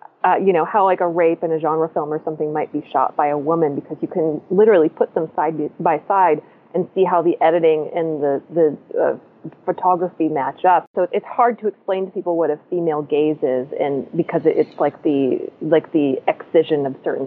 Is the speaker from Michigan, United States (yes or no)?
yes; Michigan, United States; I grew up in Michigan